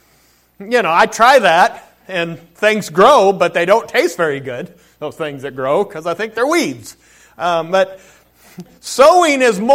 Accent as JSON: {"language": "English", "town": "Colville", "region": "Washington", "country": "United States", "tie": "born or raised there", "moved": "yes", "said": "Colville is my hometown. I'm born and raised there."}